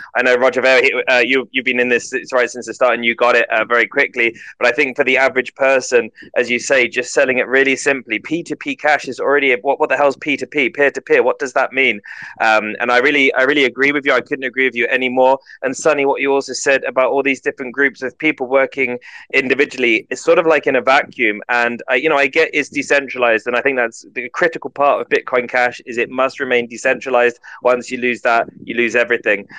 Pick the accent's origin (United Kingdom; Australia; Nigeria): United Kingdom; I am British, so I didn't learn a second language uh, in the school